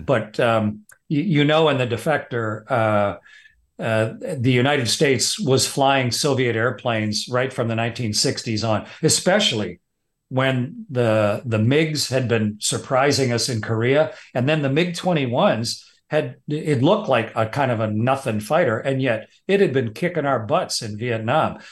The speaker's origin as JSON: {"language": "English", "country": "Canada", "said": "I'm just a Canadian fighter pilot."}